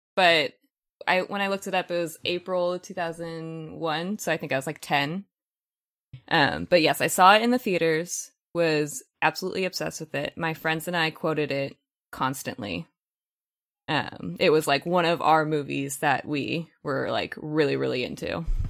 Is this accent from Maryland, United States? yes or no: no; Los Angeles, California, United States; I am one of the rare people in Los Angeles that was actually born and raised here. I grew up in San Fernando Valley, so yes, I am a valley girl